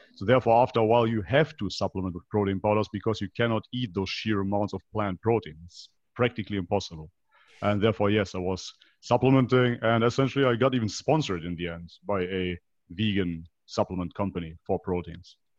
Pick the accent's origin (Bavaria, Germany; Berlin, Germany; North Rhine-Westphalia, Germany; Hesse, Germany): North Rhine-Westphalia, Germany; Leverkusen; moved away as an adult; also born or lived in North Macedonia; I basically grew up in Germany